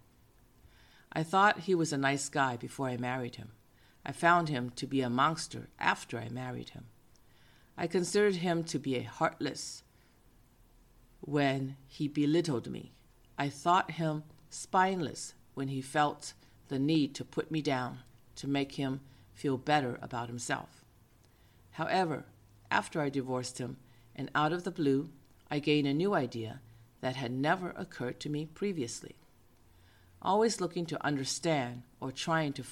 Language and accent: English; Boston, Massachusetts, United States; now in San Francisco, United States; I grew up in Boston